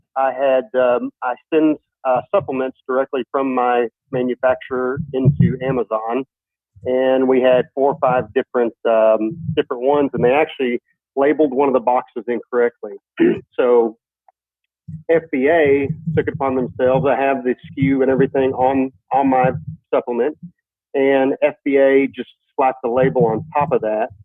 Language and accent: English; Fort Worth, Texas, United States; I'm from Fort Worth, Texas